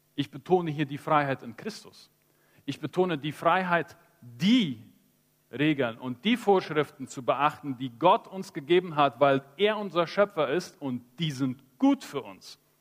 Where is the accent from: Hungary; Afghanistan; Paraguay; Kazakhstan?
Paraguay; Chaco; Ich bin im Chaco aufgewachsen, in einem christlichen Elternhaus